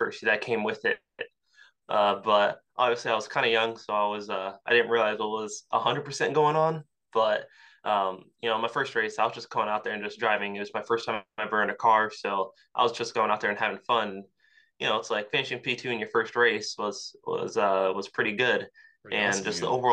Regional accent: Yorktown, Virginia, United States; I grew up in Yorktown, Virginia

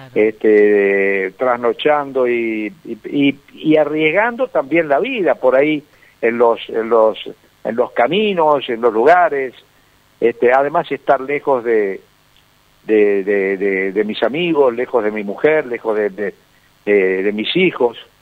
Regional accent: Resistencia, Chaco, Argentina; cuando yo nací en Resistencia, me hicieron un monolito, eh, se llama Esquina …, donde yo empecé a cantar

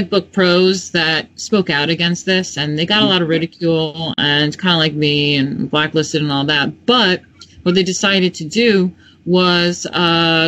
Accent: New York, United States; I'm from New York

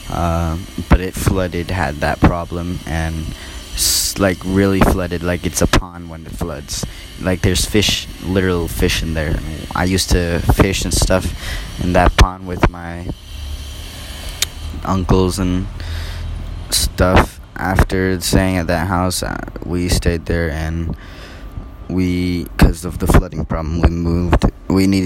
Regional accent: Singapore; born there; also born or lived in Cambodia / America; I was born in Singapore. Well, yeah, I was born in Singapore and stayed there for six months. Then came to Cambodia for about three years. So then I went to America

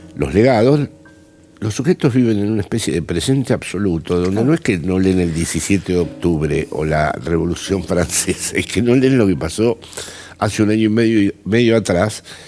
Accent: Buenos Aires, Argentina; now in Spain; soy un intelectual porteño que vive en, España

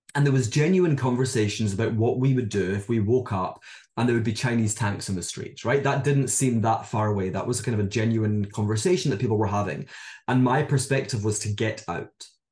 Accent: Scotland, United Kingdom; moved away as an adult; also born or lived in Hong Kong; now in London, United Kingdom; I'm from Scotland, as many of you can probably tell by my accent

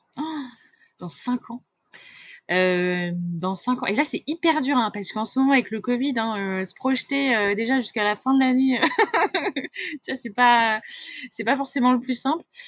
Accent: Confolens, Nouvelle-Aquitaine, France; je suis née à Confolens, en Charente

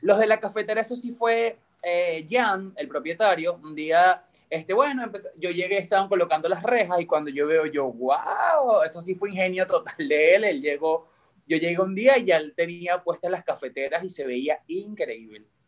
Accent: Valles del Tuy, Miranda, Venezuela; moved away as an adult; now in Dominican Republic; yo soy del estado Miranda, eh, específicamente de los valles del Tuy

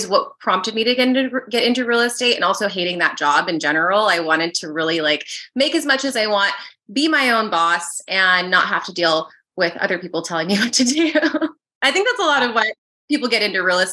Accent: Arizona, United States; moved away as an adult; also born or lived in New York; now in California, United States; I grew up mostly in Arizona

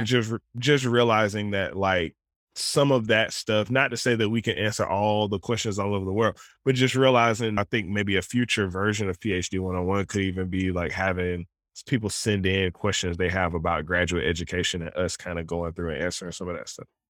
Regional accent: Southern Alabama, United States; moved away; I grew up in Southern Alabama

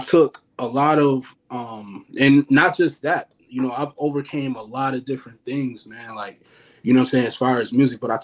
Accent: Buffalo, New York, United States; I grew up in Buffalo

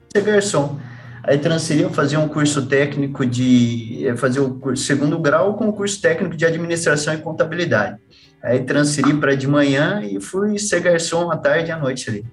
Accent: Campinas, São Paulo, Brazil; moved away as an adult; now in Curitiba, Brazil; mas morei até seis anos em São Paulo. Meu pai trabalhou na Mercedes também, trabalhou hum. por 22 anos na Mercedes. Então, ele começou em São Paulo, daí ele foi transferido para Campinas, que tinha a fábrica de ônibus, ele foi transferido para lá. Daí, com hum. seis anos, para lá

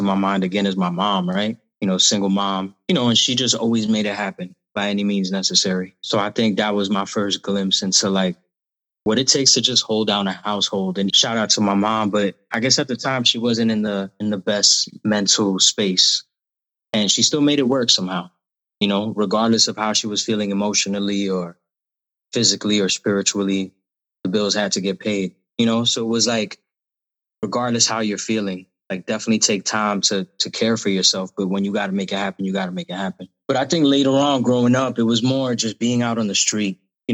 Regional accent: New York City, New York, United States; I grew up in Queens for all my life

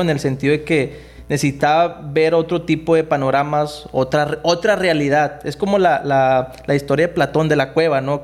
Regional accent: Nuevo Laredo, Tamaulipas, Mexico; Yo crecí aquí en Nuevo Laredo en, en, en, en la colonia San Rafael

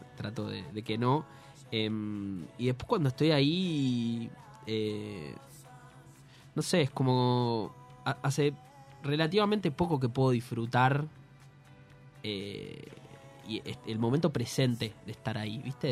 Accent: Buenos Aires, Argentina; Colan es el barrio donde viví casi toda mi vida, hasta los 73, 24 que me fui de la casa de mi madre

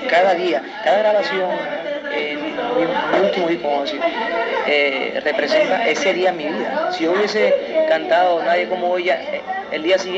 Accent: Puerto Rico; lo hago como latino, lo hago como puertorriqueño

